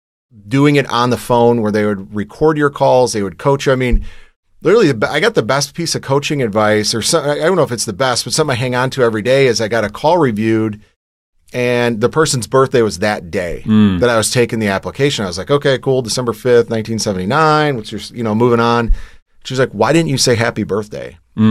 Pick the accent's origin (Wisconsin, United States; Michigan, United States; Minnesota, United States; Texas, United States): Michigan, United States; born there; So I was born in Michigan. We moved around a little bit growing up